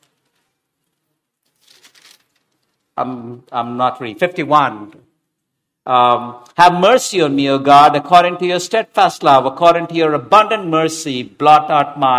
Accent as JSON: {"language": "English", "town": "Hyderabad", "region": "Telangana", "country": "India", "tie": "born or raised there", "said": "I didn't study Telugu, though I grew up in Hyderabad."}